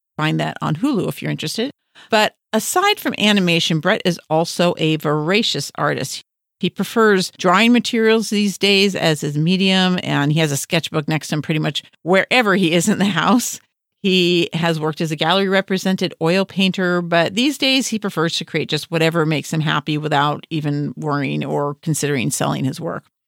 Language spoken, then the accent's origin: English; Los Angeles, California, United States; we both, uh, were raised in West Los Angeles